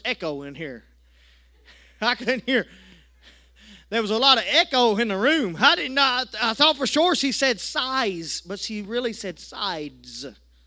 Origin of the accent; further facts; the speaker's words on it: United States; accent: country; I was a little country boy, didn't go out to eat much, but I tell you what, I let my country accent come out